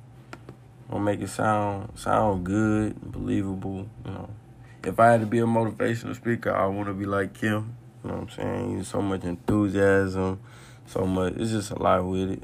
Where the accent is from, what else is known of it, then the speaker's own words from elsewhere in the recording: New Orleans, Louisiana, United States; From my hometown